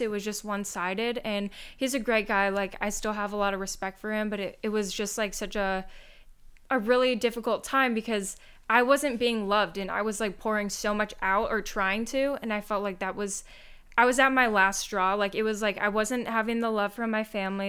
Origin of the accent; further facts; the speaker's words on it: Michigan, United States; moved away as an adult; I'm from Michigan, so I literally came across the country